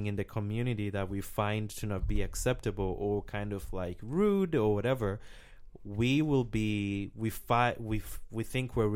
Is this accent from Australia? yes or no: no; Mwanza, Tanzania; moved away as an adult; now in Alfred, United States; my hometown is called Mwanza